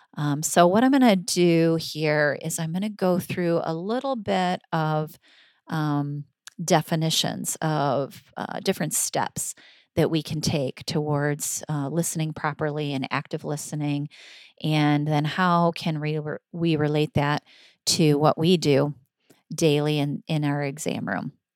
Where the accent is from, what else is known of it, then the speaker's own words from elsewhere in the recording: Michigan, United States; I'm from Michigan